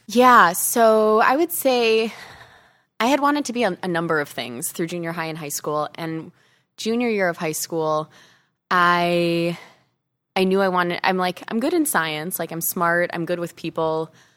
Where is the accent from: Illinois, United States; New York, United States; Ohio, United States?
Illinois, United States; Chicago; moved away as an adult; also born or lived in Arizona; I grew up in Chicago, went to college in Chicago